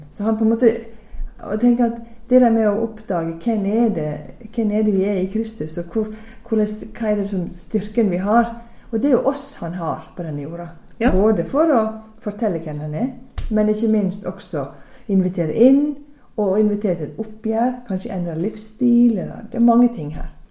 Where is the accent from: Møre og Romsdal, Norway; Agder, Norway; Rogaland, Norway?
Møre og Romsdal, Norway; Sunnmøre; now in Stavanger, Norway; som dere forhåpentligvis hører godt, så er ikke jeg herifra, men jeg er fra Sunnmøre